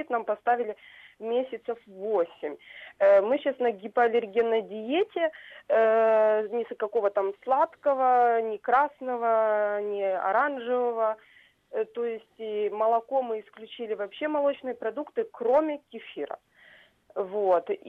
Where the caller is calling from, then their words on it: Simferopol, Crimea, Ukraine; я дозвонилась из Крыма, город Симферополь.